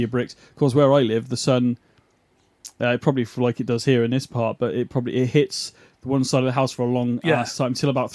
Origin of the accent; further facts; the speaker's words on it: United Kingdom; we're British